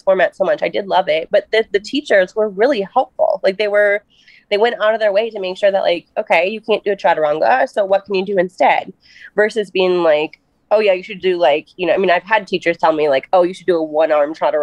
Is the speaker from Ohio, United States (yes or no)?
no; Minnesota, United States; I am from Minnesota